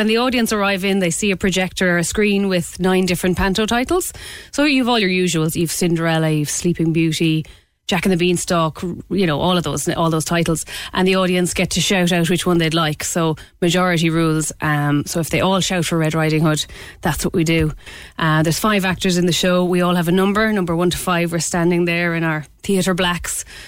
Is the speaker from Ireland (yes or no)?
yes; Clare, Munster, Ireland; moved away as an adult; now in Cork, Ireland; originally I'm from Clare and we didn't have panto as such when growing up